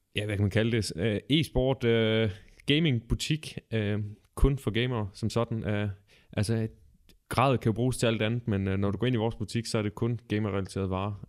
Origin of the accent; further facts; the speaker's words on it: Ølgod, Southern Denmark, Denmark; Jeg kommer oprindeligt fra Ølgod